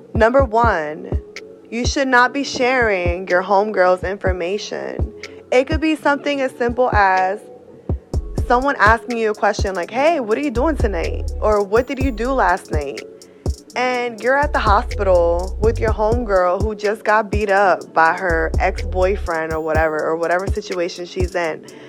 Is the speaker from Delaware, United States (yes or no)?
yes; New Castle, Delaware, United States; now in Reading, United States; I am from Newcastle, Delaware, but currently residing in Reading, PA.